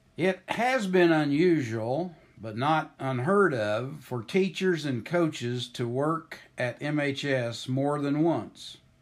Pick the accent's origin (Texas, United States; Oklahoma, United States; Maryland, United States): Oklahoma, United States; moved away as an adult; now in Marceline, United States; I grew up in Oklahoma, almost four hundred miles from Marceline, Missouri